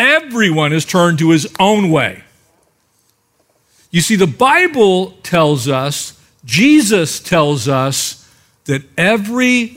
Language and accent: English; United States; I'm an American